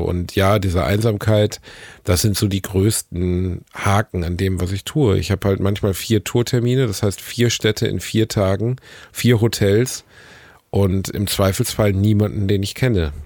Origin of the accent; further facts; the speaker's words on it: North Rhine-Westphalia, Germany; ich bin Ostwestfale